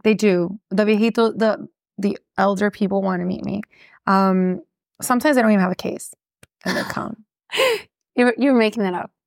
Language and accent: English; Miami, Florida, United States; born or raised there; accent: Miami; first language English; also born or lived in Gainesville, Florida